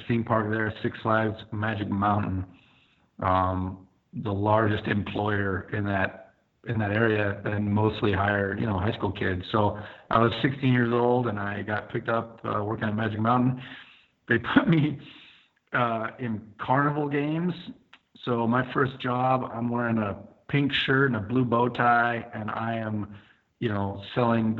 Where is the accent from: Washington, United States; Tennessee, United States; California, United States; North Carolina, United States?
California, United States; San Diego; I'm from San Diego.